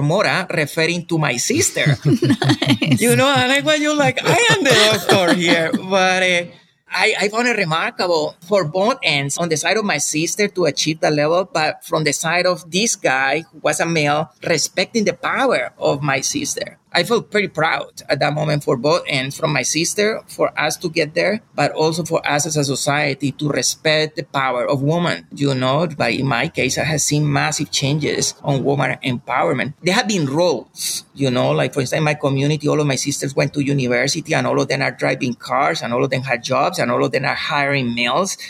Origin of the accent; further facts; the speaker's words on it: Colombia; moved away; Growing up in Colombia